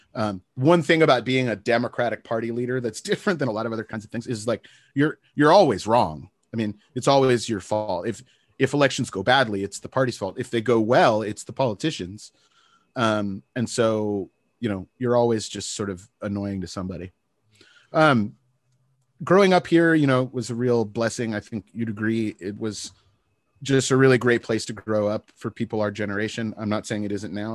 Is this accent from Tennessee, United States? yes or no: no; Santa Barbara, California, United States; moved away as an adult; It's my hometown.